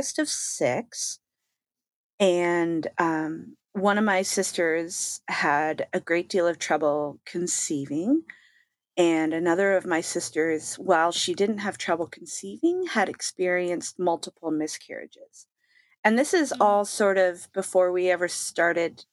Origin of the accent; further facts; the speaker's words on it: Canada; I am Canadian.